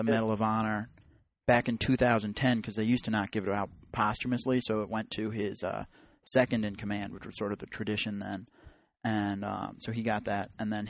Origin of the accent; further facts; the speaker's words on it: Richmond, Virginia, United States; I'm from Richmond